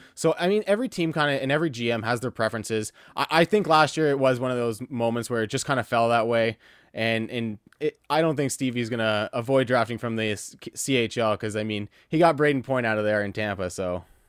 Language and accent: English; Windsor, Ontario, Canada; also born or lived in Ottawa; I was born in Ottawa, and I kinda moved around a little bit when I was young, and then when I was about five years old, we settled in Windsor, and I've been here the entire time